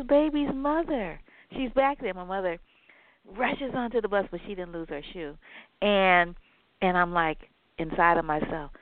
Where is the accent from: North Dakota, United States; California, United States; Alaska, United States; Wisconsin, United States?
California, United States; San Francisco; I grew up in Ingleside on Granada